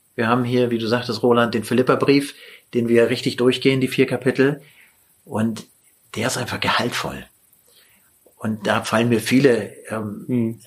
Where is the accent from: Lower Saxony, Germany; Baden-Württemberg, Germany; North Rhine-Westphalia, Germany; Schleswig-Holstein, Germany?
Lower Saxony, Germany; Lüneburg; ich komme aus Lüneburg und also vor den Toren Hamburgs